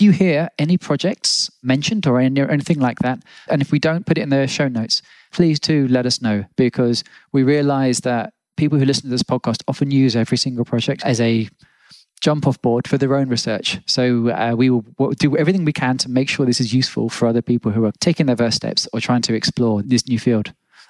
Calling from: Berlin, Germany; I'm calling from Berlin.

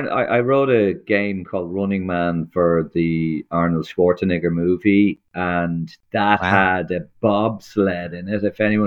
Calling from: Dublin, Leinster, Ireland; Sunny Dublin, Ireland. Sunny, rainy, miserable, windy Ireland.

